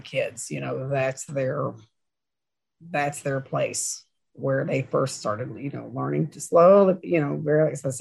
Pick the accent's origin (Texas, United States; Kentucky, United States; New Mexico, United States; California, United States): Kentucky, United States; Maysville; grew up in Maysville, Kentucky